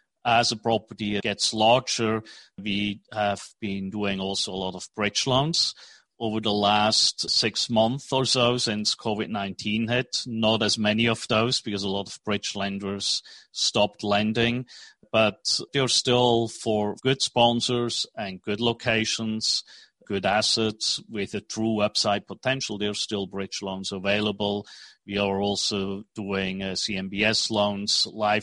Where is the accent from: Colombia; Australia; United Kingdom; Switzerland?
Switzerland; English is a second language; moved away as an adult; also born or lived in New York, United States / Tokyo, Japan / Hong Kong; now in Dallas, United States; I was born in Switzerland, and right after school, I studied finance economics